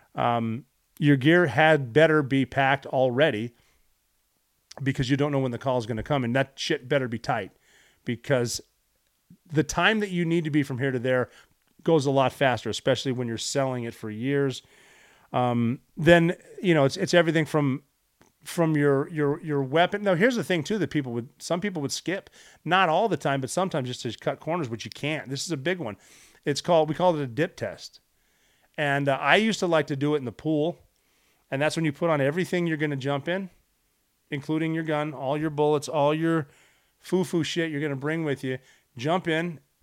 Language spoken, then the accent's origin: English; United States; I am an American